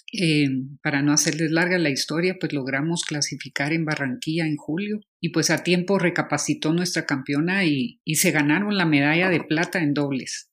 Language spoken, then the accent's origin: Spanish; Guatemala; mujer, eh, tanto guatemalteca como centroamericana